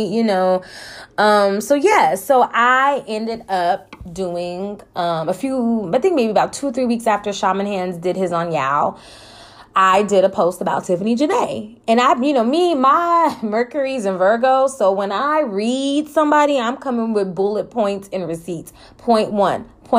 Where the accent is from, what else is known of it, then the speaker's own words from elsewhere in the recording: California, United States; moved away; I'm from Cali